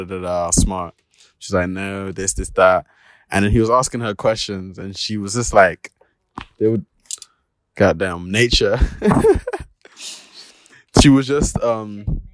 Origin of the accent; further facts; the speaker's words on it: United Kingdom; I'm just British, mate.